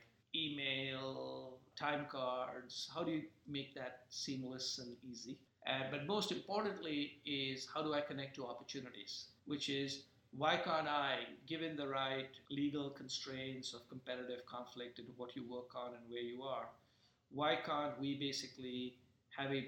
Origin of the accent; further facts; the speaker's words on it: India; when I was growing up in India